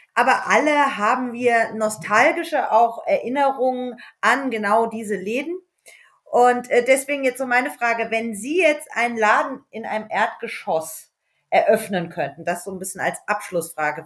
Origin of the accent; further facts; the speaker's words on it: the Wiesbaden area, Hesse, Germany; ich komme ja auch aus der Wiesbadener Ecke